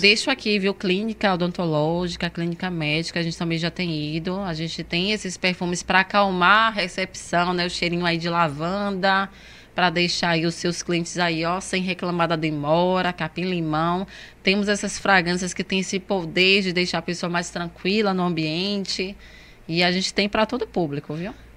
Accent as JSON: {"language": "Portuguese", "region": "Northeast Region", "country": "Brazil", "said": "eu sou nordestina."}